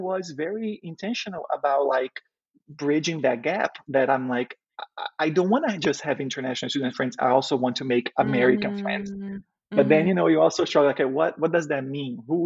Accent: Brazil; English is a second language; now in United States; growing up in Brazil, you know, it's a very diverse country

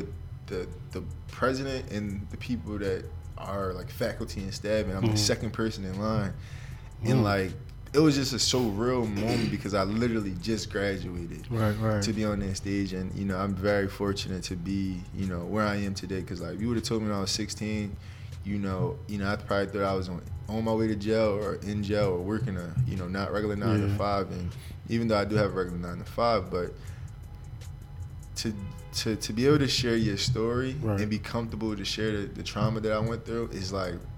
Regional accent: Upper Darby, Pennsylvania, United States; also born or lived in Philadelphia; I went to school in Upper Darby

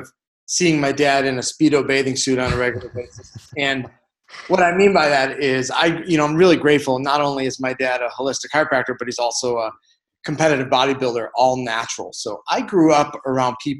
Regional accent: Chicago, Illinois, United States; moved away as an adult; now in Ahwatukee, United States; I'm from Chicago.

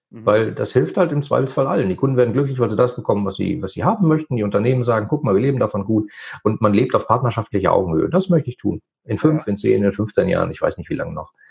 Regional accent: North Rhine-Westphalia, Germany; äh, ich komme aus dem Ruhrgebiet, da gab es halt die Buden oder die Bütchen.

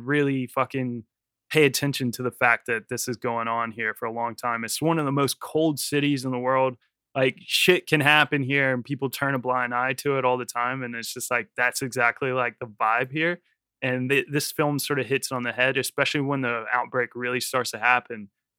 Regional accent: United States; moved away as an adult; now in London, United Kingdom; even as like an American person, when I first saw it, it just like, it made so much sense. It's so funny. It's just weird and strange. And then when I moved to London

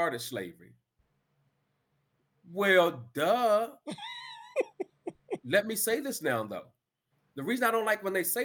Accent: Washington, District of Columbia, United States; moved away as an adult; also born or lived in Fairfield, California; now in Vacaville, United States; growing up in Washington, D.C.

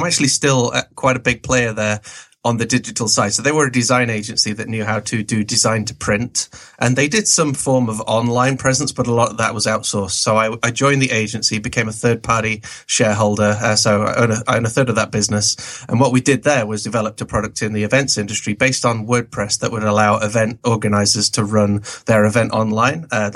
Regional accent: England, United Kingdom; also born or lived in Canada; Basically born in Canada, moved to England when I was four. So I'm as English as the Queen, probably.

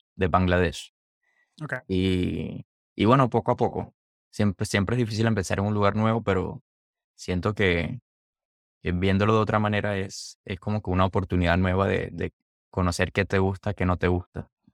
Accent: Maracaibo, Zulia, Venezuela; also born or lived in Orlando, Florida; now in Seattle, United States; mi ciudad

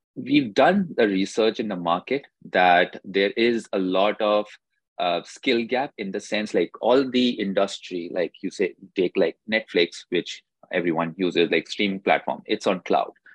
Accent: India; moved away as an adult; I did my undergrad degree uh, from India itself

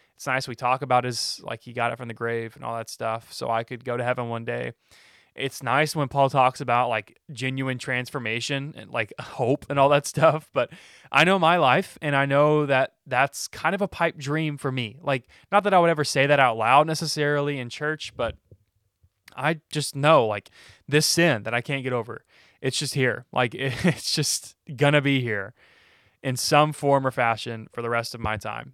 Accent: Alabama, United States; am I a Christian because I was born in Alabama

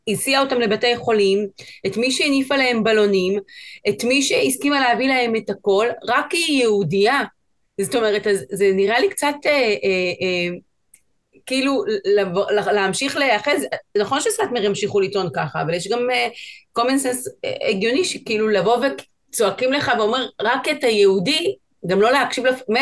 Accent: Chile; now in Israel; שומעים, אני מצ'ילה, גדלתי שם, עליתי לארץ לפני עשר שנים

